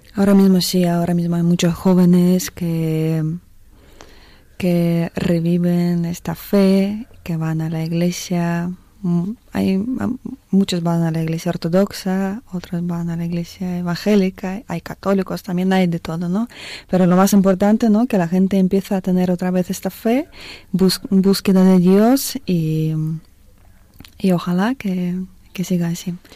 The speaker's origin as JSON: {"language": "Spanish", "region": "Siberia", "country": "Russia", "tie": "born or raised there", "moved": "yes", "said": "soy una chica rusa, como tú ya habías dicho. Nací en el año 86 en Siberia, en un pueblo, en una ciudad pequeña"}